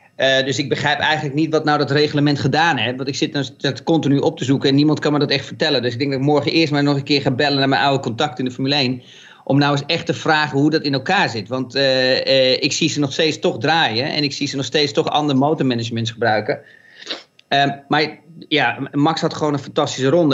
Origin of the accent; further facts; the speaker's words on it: Netherlands; ons als Nederlanders